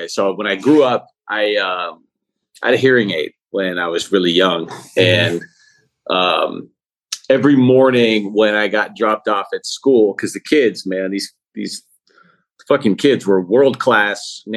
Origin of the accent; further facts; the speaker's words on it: Oakland, California, United States; also born or lived in San Francisco, California; now in Berkeley, United States; I'm from Oakland, California. I live in Berkeley, California now